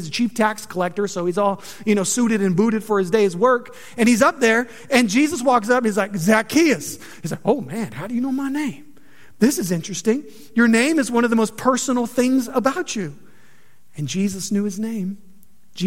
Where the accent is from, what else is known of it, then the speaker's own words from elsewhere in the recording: just outside of Los Angeles, Southern California, United States; moved away as an adult; now in Montgomery, United States; I'm from California, right? Like, so I'm from the land of fruits and nuts. And it's true. And so I'm Southern California, just outside of LA.